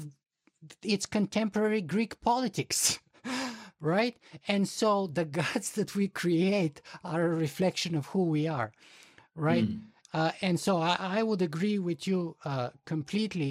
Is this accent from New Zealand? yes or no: no; Bulgaria; I'm from Bulgaria